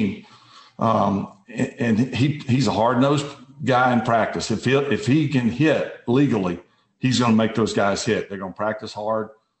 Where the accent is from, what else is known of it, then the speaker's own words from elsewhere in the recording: South Mississippi, United States; I grew up in South Mississippi.